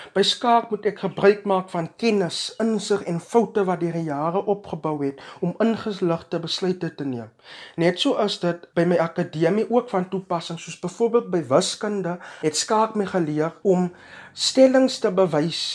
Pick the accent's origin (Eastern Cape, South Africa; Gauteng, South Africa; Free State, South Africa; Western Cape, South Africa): Eastern Cape, South Africa; Graaff-Reinet; Ek is van Gaffrenet en het my skoolloopbaan by Hoërskool vol 2222